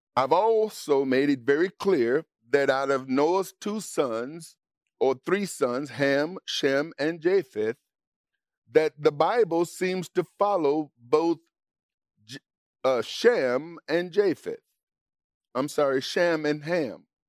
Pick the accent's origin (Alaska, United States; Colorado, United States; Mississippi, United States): Mississippi, United States; for the greater part of my life growing up in Mississippi